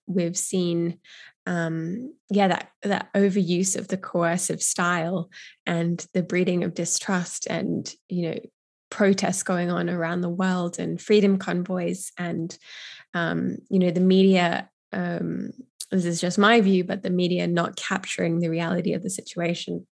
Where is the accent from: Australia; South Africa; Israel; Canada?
Australia; Brisbane, Queensland; my hometown of Brisbane